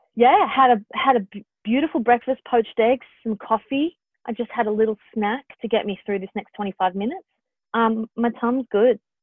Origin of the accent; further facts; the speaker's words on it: Perth, Western Australia, Australia; now in Sydney, Australia; the longer I'm away from Perth, the more I'm like, it's a wonderful place to live